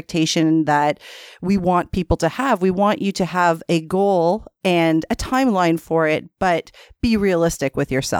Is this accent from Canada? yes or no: yes; Canada; we're Canadian. We say niche